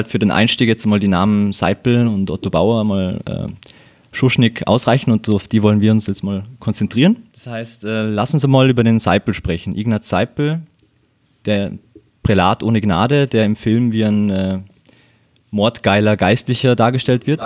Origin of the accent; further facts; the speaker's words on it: Bregenz, Vorarlberg, Austria; Weiß nicht, ob du es weißt, aber wir sind ja beide aus Bregenz